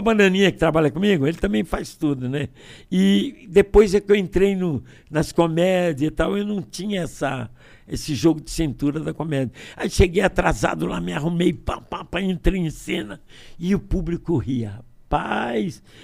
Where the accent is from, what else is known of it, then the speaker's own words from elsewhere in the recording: Niterói, Rio de Janeiro, Brazil; moved away; also born or lived in Brasília; tenho cara de baiano, nome de alemão e nasci em Niterói